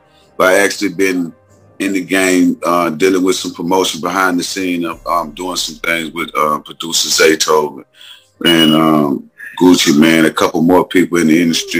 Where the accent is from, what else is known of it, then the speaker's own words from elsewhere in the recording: Huntsville, Alabama, United States; I come from straight from the hood, man. I'm from Huntsville, Alabama, but, I grew up, around the way